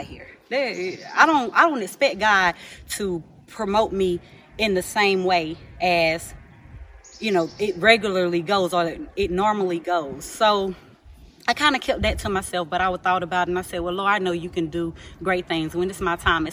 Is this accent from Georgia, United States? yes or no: yes; Georgia, United States; I'm from Georgia